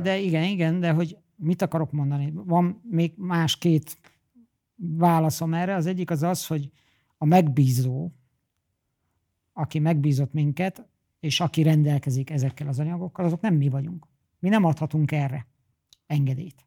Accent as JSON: {"language": "Hungarian", "country": "Hungary", "said": "Én oda mennék mint magyar Franciaországban"}